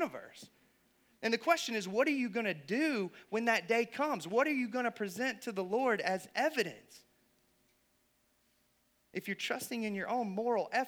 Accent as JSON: {"language": "English", "region": "the Bible Belt", "country": "United States", "tie": "born or raised there", "said": "I grew up in the Bible Belt"}